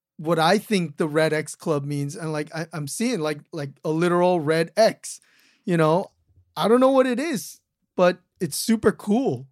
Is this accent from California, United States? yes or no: yes; California, United States; moved away; I'm from California, so, like, hearing all the imagery from my home state